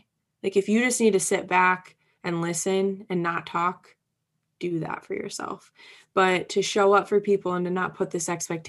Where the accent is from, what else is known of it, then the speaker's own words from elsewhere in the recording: Midwest, United States; And I'm from the Midwest. So there's this Midwestern hospitality that is just so strong